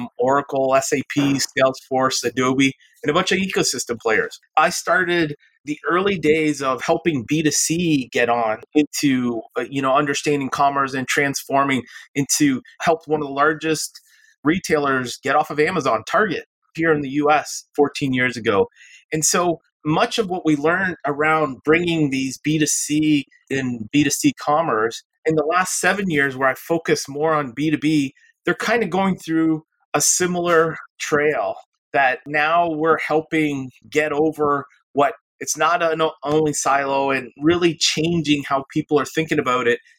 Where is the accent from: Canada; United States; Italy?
Canada; I'm originally from Canada